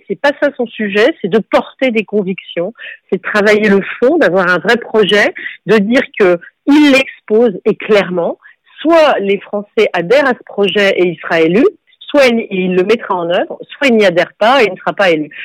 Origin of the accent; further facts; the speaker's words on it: Bordeaux, Nouvelle-Aquitaine, France; je suis née à Bordeaux